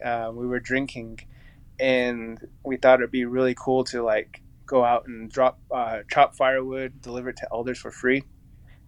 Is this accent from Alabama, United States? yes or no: no; Chuska Mountains, north of Gallup, New Mexico, United States; coming from the Cheska Mountains, which is north of Gallup. That's where I grew up.